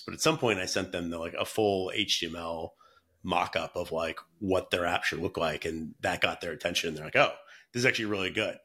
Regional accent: North Carolina, United States; moved away as an adult; now in San Francisco, United States; I'm from North Carolina originally

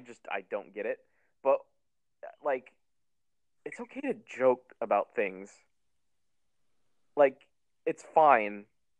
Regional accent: United States; But I'm from America.

